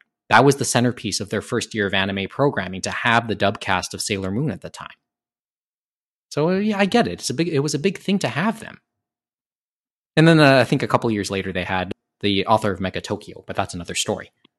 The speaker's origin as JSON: {"language": "English", "country": "Canada", "said": "we're Canadian in that sense, I suppose."}